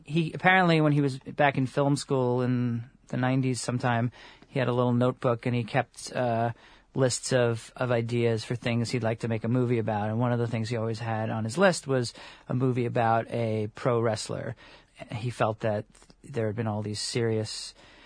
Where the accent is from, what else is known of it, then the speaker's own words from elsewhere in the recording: Long Island, New York, United States; I grew up on Long Island